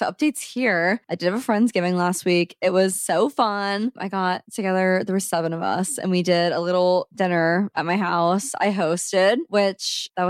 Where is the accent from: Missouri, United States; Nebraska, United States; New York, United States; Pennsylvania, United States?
Nebraska, United States; Omaha; now in Saint Louis, United States; I'm not from here. I'm from Omaha, just like Allison.